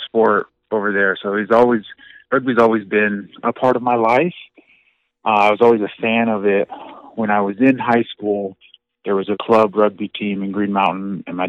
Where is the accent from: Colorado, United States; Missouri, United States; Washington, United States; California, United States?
Colorado, United States; Lakewood; I was born and raised in Lakewood, Colorado